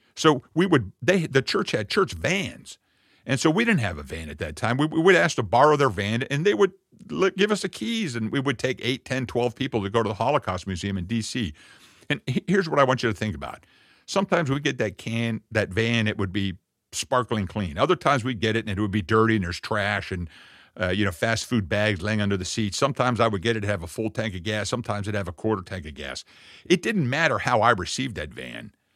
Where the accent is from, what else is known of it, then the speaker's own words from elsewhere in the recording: Jamestown, Virginia, United States; I'm actually from the birthplace of America, from, uh, the digital, uh, Eastern Gate, Jamestown